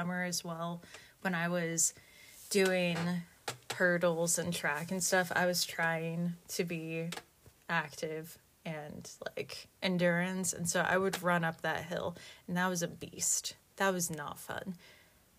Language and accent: English; State College, Pennsylvania, United States; I grew up in Pennsylvania, central Pennsylvania